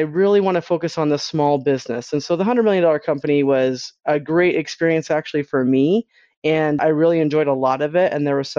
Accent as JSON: {"language": "English", "region": "Utah", "country": "United States", "tie": "born or raised there", "said": "I grew up in Utah"}